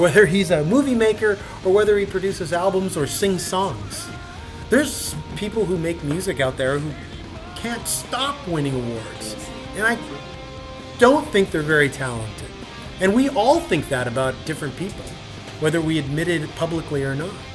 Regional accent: Canada; We're from Canada

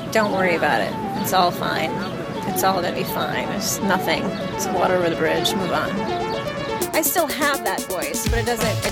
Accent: New York City, New York, United States; I'm a producer, born and raised in New York City

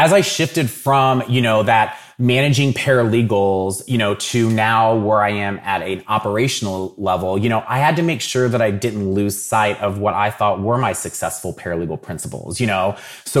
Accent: Dayton, Ohio, United States; So I'm from Dayton originally. So I grew up watching the Dayton Flyers and have always been very heavily into college basketball.

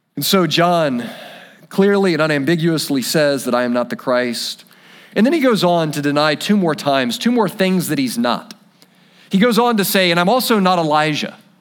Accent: United States; We're American

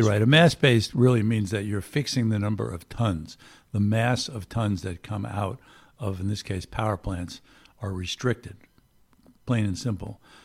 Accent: Long Island, New York, United States; moved away; also born or lived in Washington; I grew up on Long Island

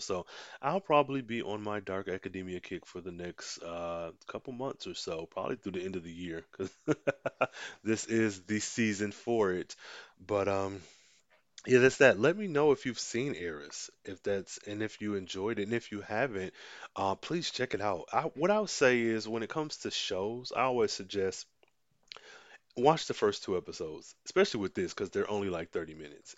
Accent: United States; I'm American and this is just what I'm used to. I've grown up seeing this

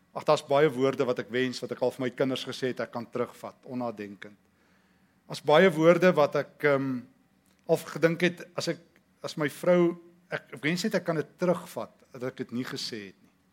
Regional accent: South Africa; in die tyd toe ons groot geword het in Suid-Afrika

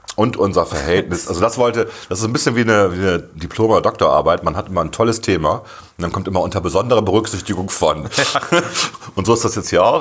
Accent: Bremen, Germany; ich bin halt Bremer, ich bin hier groß geworden und ich kenne das von klein auf

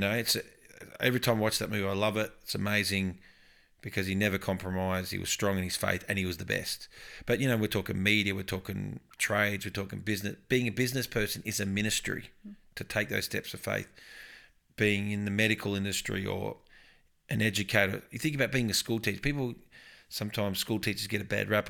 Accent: Upper Yarra Valley, outskirts of Melbourne, Victoria, Australia; also born or lived in Tatura; now in Brisbane, Australia; I grew up in the Upper Yarra Valley on the outskirts of Melbourne

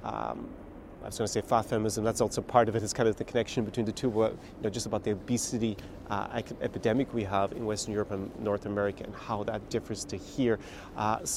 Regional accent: Ireland; moved away as an adult; I was back in my birth country, my home country of Ireland

